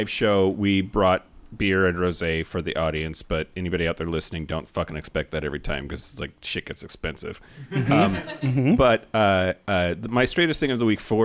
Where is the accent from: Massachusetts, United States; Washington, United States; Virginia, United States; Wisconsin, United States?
Washington, United States; Eastern; I'm from Eastern Washington